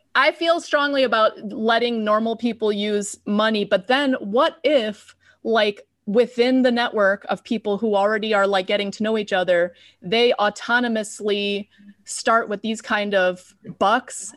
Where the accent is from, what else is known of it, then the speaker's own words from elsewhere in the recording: Chicago, Illinois, United States; I'm a city person, I'm from Chicago